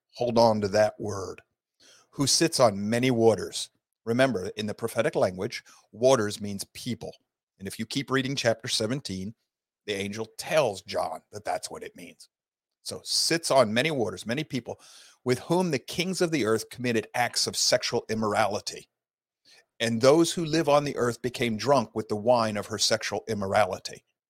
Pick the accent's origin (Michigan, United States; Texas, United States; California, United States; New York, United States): Michigan, United States; Sault Ste. Marie; now in Georgia, United States; I was raised in Sault Ste. Marie, Michigan area